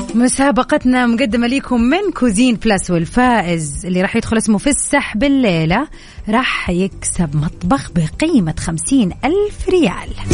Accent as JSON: {"language": "Arabic", "town": "Jeddah", "region": "Makkah Province", "country": "Saudi Arabia", "said": "انا من جده طبعا اهل جده كلهم"}